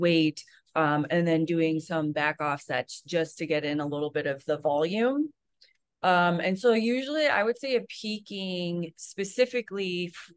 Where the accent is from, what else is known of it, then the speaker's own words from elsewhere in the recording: New York, United States; now in California, United States; I'm from New York